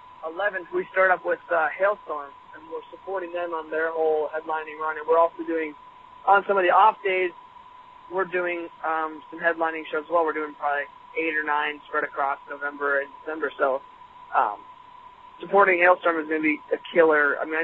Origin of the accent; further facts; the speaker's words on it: Michigan, United States; Yeah, we're from Michigan, we're from Minneapolis